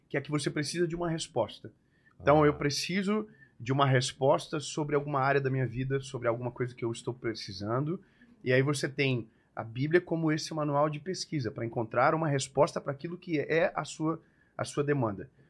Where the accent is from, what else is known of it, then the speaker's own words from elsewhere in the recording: Joinville, Santa Catarina, Brazil; Eu sou de Joinville, sou de Joinvilleense